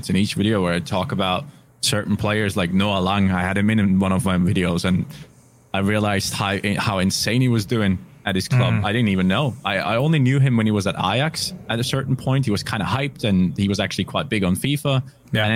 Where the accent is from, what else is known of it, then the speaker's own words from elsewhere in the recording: Germany; English is a second language; I'm from Germany